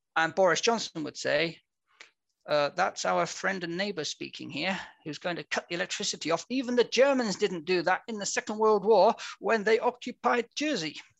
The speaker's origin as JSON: {"language": "English", "region": "England", "country": "United Kingdom", "moved": "as an adult", "lives_now": "Vienna, Austria", "said": "I'm an Englishman. Repeat English, not Scottish"}